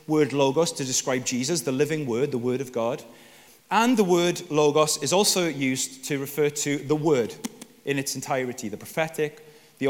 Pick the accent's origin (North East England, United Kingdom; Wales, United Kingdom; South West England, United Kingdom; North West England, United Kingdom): Wales, United Kingdom; I'm Welsh